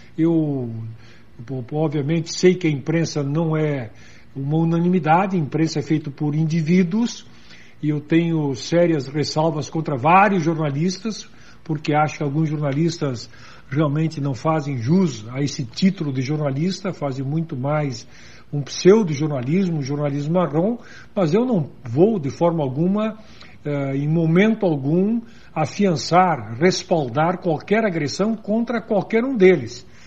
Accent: Serra Gaúcha, Rio Grande do Sul, Brazil; Lá na Serra Gaúcha, de onde eu sou originário

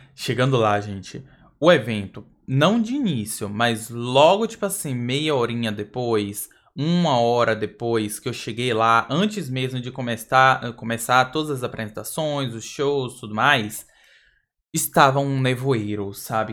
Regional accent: Brazil; sou do Brasil

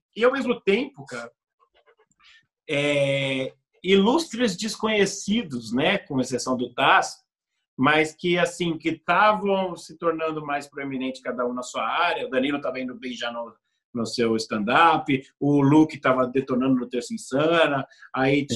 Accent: Brazil; I'm from Brazil.

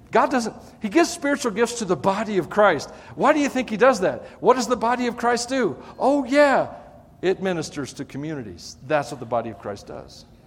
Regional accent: Tennessee, United States; accent: twangy; I'm from Tennessee

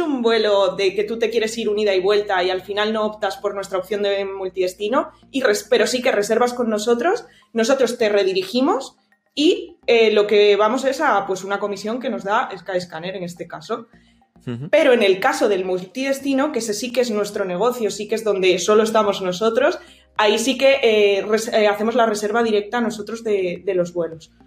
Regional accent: Santander, Cantabria, Spain; soy de Cantabria, soy de Santander.

